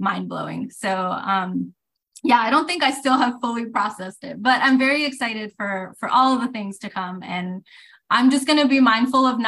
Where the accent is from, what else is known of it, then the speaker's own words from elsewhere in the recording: Puerto Rico; growing up in Puerto Rico, you know, the books I had access